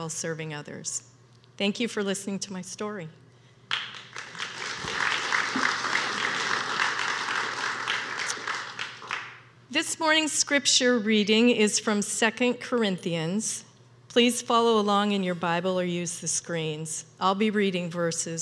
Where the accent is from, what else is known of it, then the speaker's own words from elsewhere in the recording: Ritzville, Washington, United States; I grew up in Eastern Washington. It's a small, in Ritzville, small Eastern Washington town